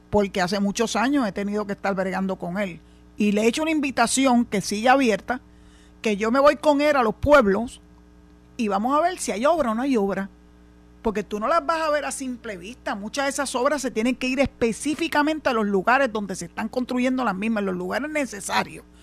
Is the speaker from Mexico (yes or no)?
no; Puerto Rico; Eso mismo, tú sabes cómo hablamos los boricuas.